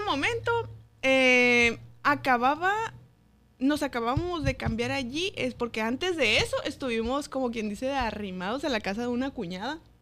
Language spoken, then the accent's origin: Spanish; Mexicali, Baja California, Mexico; Soy de Mexicali y del Valle